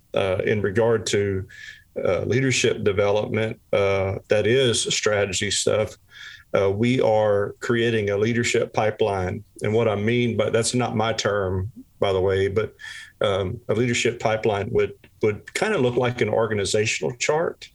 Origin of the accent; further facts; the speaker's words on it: South Louisiana, United States; I'm originally from South Louisiana